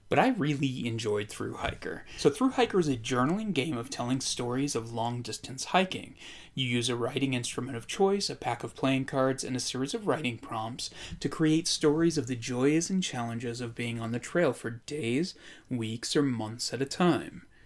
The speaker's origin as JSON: {"language": "English", "region": "Idaho", "country": "United States", "tie": "born or raised there", "said": "I grew up in Idaho."}